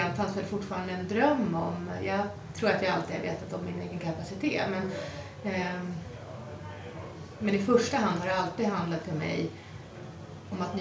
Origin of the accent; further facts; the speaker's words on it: Mälardalen, Sweden; det finns så mycket runstenar i det området som jag har vuxit upp